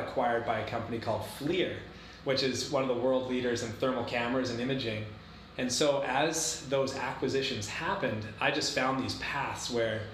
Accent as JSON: {"language": "English", "town": "Comox", "region": "British Columbia", "country": "Canada", "also_born_or_lived": "Victoria, Canada", "said": "being Canadian"}